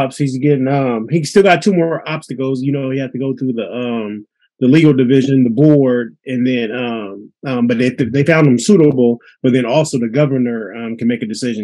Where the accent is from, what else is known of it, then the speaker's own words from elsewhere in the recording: Pittsburgh, United States; we grew up in Pittsburgh.